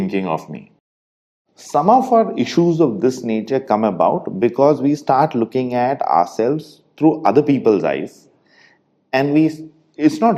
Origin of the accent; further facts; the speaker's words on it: India; us Indians